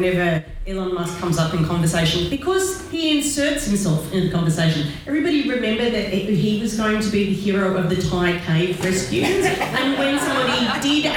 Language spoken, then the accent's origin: English; Australia; Being Australian